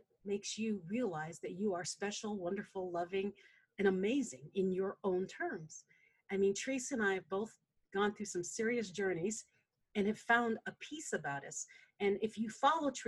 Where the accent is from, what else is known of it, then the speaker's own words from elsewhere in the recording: Philippines; I'm a Filipina. We like rice.